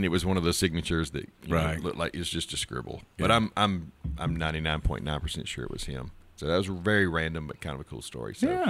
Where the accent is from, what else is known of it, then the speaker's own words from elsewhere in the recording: Mississippi, United States; You know, I'm from Mississippi, too.